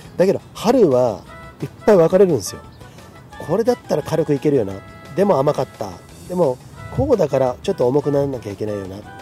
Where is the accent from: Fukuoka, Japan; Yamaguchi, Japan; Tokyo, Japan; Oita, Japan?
Tokyo, Japan; Komae; moved away as an adult; also born or lived in Nagano Prefecture; now in Nagano, Japan; 俺は東京生まれ東京育ちみたいなねあのちょっととかだけどねマッキーの山の手と比べるとちょっと世田谷の隣の狛江市っていうところでずっと生まれ育ったわけなんです